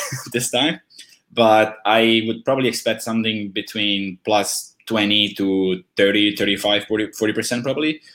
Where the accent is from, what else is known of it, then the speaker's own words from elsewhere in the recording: Italy; when I was young, I'm from Italy